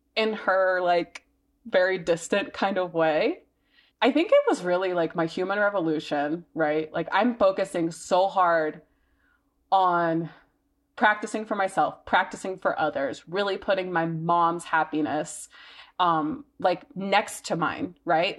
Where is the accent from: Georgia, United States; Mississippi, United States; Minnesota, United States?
Mississippi, United States; now in Denver, United States; I grew up in Mississippi, and it's, like, the middle of, like, it's the Bible Belt